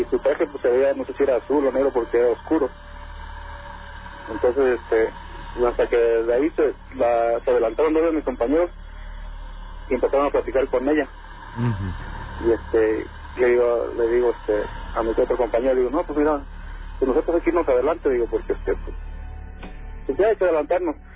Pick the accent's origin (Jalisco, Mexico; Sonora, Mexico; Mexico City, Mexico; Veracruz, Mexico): Veracruz, Mexico; Catemaco; Eh, yo soy de Catemaco.